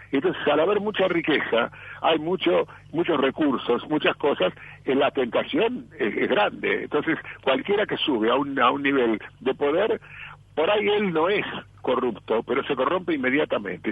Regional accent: Argentina; soy argentino hasta la muerte

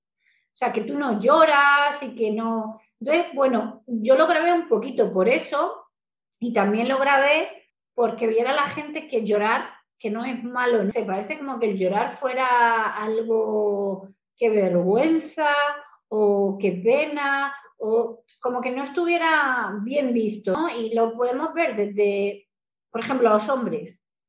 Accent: Spain; also born or lived in Mexico

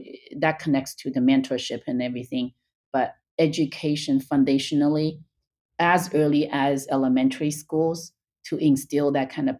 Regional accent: China; moved away as an adult; now in United States; I was born and raised in China. I came to UCLA for graduate school

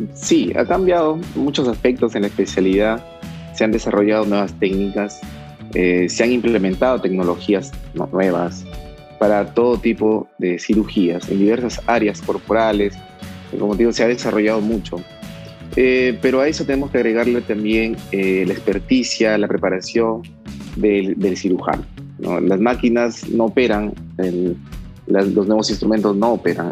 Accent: Trujillo, La Libertad, Peru; also born or lived in Guadalajara, Mexico

